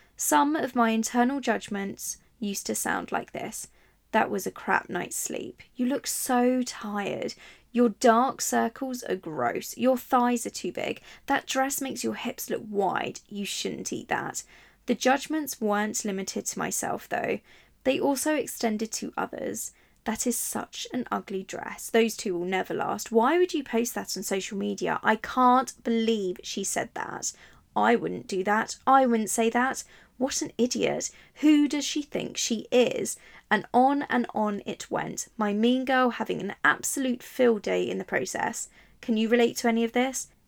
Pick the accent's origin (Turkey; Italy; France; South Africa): Italy; now in England; I grew up in Italy